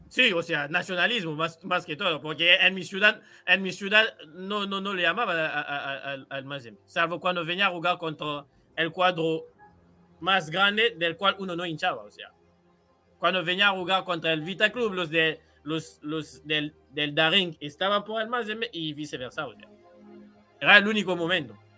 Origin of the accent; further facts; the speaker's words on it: Kinshasa, DR Congo; moved away; yo soy de Kinshasa, que en Uruguay sería como estar en Montevideo